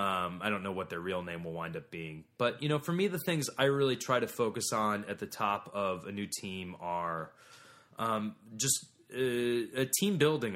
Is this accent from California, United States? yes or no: no; Ohio, United States; I'm from Ohio.